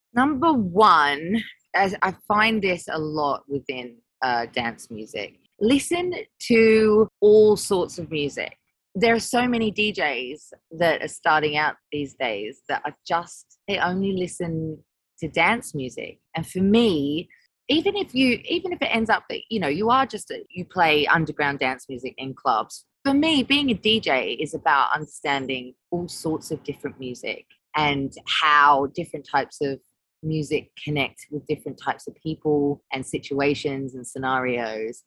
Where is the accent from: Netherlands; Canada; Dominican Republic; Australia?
Australia; moved away as an adult; now in London, United Kingdom; when I moved from Australia to London, I was only 19.